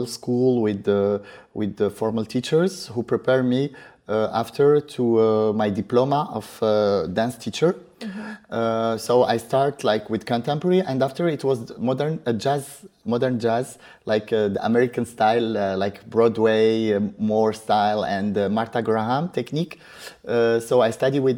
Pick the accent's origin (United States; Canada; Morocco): Morocco; we grew up in Morocco